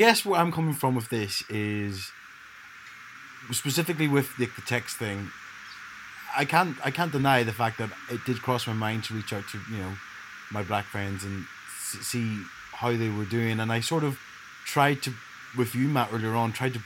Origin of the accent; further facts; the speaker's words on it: Ireland; also born or lived in Leeds; growing up in Ireland